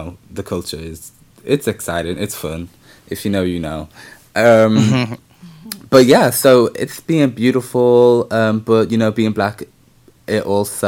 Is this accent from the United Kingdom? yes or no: yes; Liverpool, North West England, United Kingdom; I'm from Liverpool. It's like, we have us one small black community